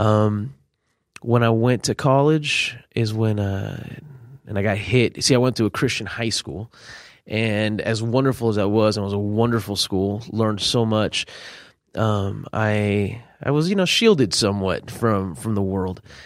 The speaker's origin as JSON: {"language": "English", "town": "Miami", "region": "Florida", "country": "United States", "tie": "born or raised there", "also_born_or_lived": "California", "said": "at nine, it was roughly about a year before I moved to Miami."}